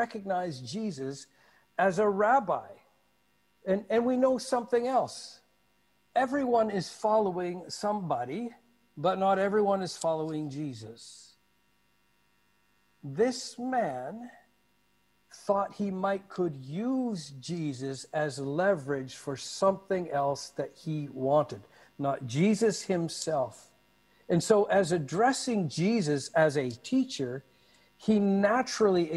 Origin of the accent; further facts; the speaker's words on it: Canada; moved away; also born or lived in Malacca; Growing up in Canada, I saw bumper stickers often with this on.